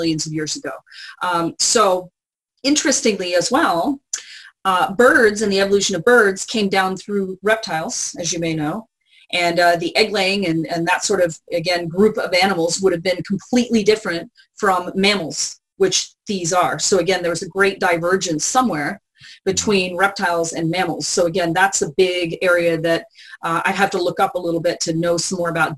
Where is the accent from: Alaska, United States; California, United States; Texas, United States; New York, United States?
Texas, United States; San Antonio; moved away; I grew up in San Antonio